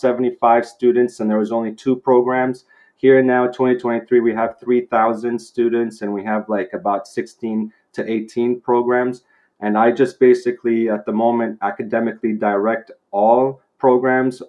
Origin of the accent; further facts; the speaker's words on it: Vancouver, British Columbia, Canada; moved away as an adult; Growing up here, I'm in Canada, Vancouver, British Columbia. I grew up here. My education in high school was here